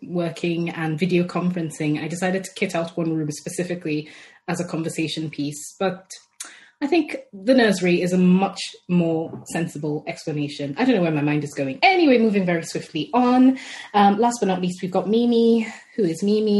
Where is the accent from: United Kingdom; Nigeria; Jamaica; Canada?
Nigeria; I'm Nigerian